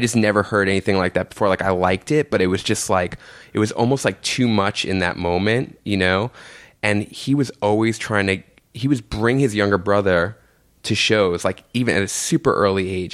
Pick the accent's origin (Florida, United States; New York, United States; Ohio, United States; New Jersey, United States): New York, United States; New York City; I grew up in Jamaica, Queens, right near like St. John's University, with my mom and my aunt